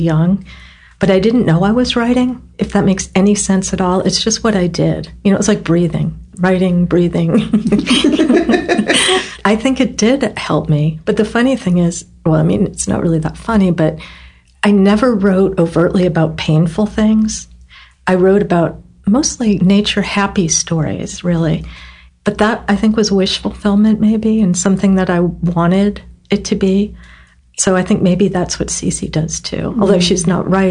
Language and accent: English; New Britain, Connecticut, United States; moved away as an adult; also born or lived in Old Lyme, Connecticut / New York City / Paris / Providence; we grew up in New Britain